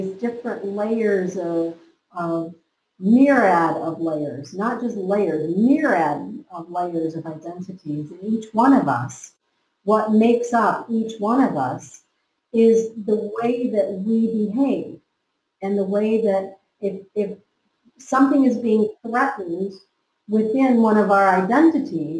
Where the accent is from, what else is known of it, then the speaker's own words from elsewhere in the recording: United States; I was from America.